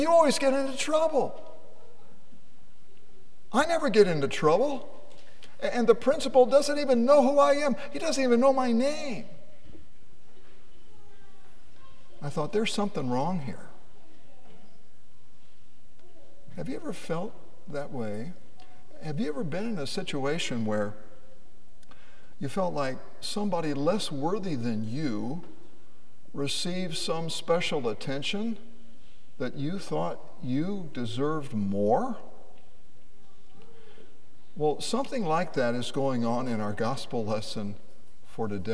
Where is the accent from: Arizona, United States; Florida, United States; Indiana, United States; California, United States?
Indiana, United States; Lafayette; I grew up in Lafayette, Indiana, and I attended Edgelia Elementary School